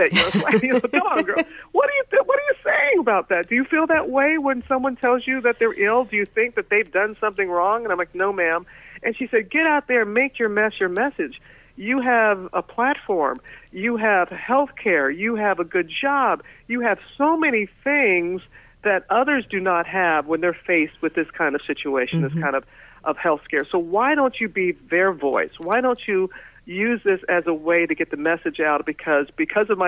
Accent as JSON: {"language": "English", "town": "Pass Christian", "region": "Mississippi", "country": "United States", "tie": "born or raised there", "moved": "as an adult", "said": "My hometown of Pastor Stan, Mississippi"}